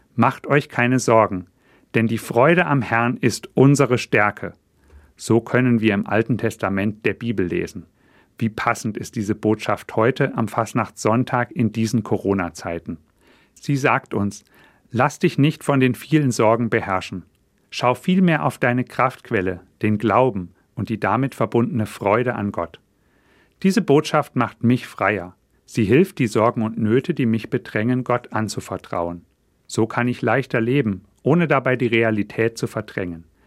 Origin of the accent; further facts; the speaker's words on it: Fulda, Hesse, Germany; bei uns in Fulda